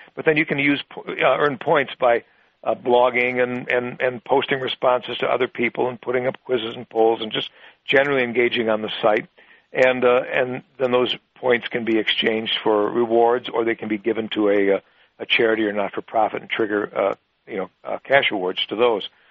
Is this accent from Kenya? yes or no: no; Wisconsin, United States; my home state of Wisconsin